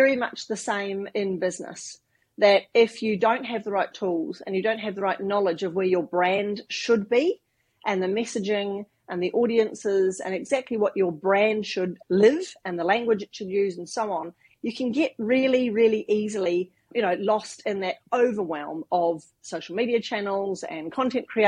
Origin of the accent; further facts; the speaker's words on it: New Zealand; I do come from New Zealand. I grew up living in the bush in New Zealand